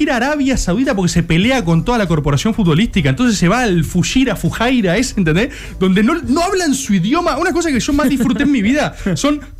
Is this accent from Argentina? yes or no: yes; Argentina; en todo nuestro dialecto, en nuestro lenguaje